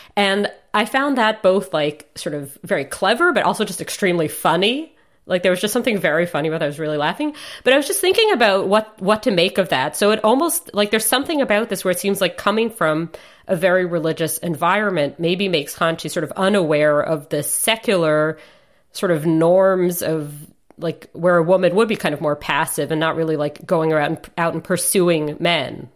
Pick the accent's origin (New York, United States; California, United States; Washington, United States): New York, United States; I grew up in Manhattan